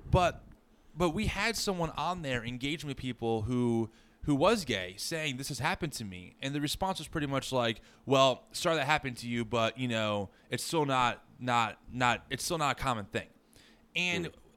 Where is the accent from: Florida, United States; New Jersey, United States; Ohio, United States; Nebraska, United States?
New Jersey, United States; I grew up in New Jersey, along with Jordan, in a pretty traditional Christian worldview